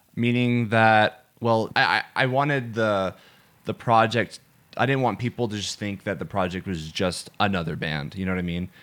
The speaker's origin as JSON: {"language": "English", "town": "Atlanta", "region": "Georgia", "country": "United States", "said": "I'm from Atlanta, Georgia"}